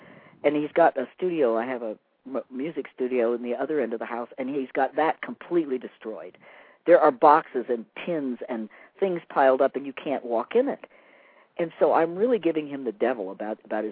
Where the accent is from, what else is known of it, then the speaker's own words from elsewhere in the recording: Pennsylvania, United States; now in Nevada, United States; the forest green that I grew up in Pennsylvania where I grew up